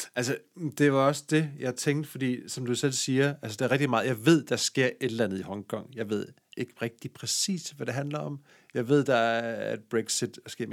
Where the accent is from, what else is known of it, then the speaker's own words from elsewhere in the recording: Denmark; accent: Jutlandic; jeg er jo jyde, som man måske kan høre på min, øh, accent.